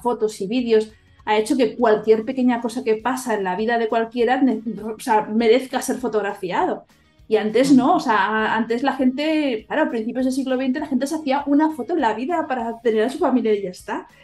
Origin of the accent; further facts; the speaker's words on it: Catalonia, Spain; yo como soy catalana